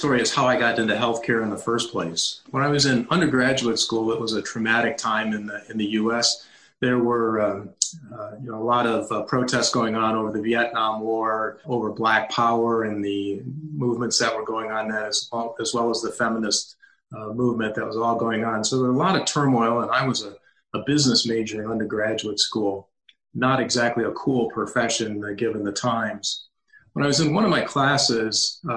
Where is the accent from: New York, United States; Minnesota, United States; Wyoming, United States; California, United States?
New York, United States; Buffalo; also born or lived in Columbus, Ohio; now in Lake Forest, United States; I grew up in Buffalo, New York, and then my family moved to Columbus, Ohio. So I went to high school and undergraduate and graduate school in Columbus